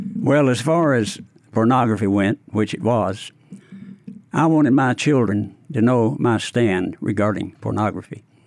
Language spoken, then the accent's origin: English; Paris, Tennessee, United States; now in Memphis, United States; I grew up near Paris, Tennessee